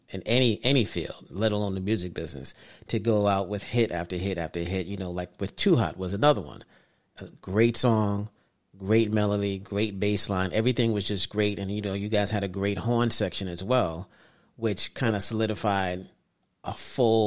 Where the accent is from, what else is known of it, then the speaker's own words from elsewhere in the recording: New York City, New York, United States; I grew up in Brooklyn